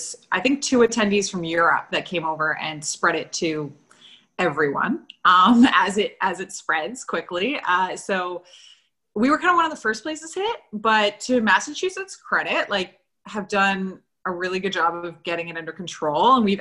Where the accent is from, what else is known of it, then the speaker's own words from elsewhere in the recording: Antigonish, Nova Scotia, Canada; I grew up in Antigonish